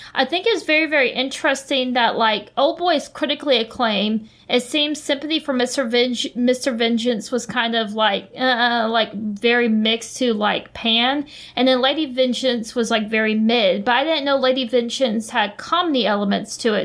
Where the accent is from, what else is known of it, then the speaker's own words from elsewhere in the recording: United States; as an American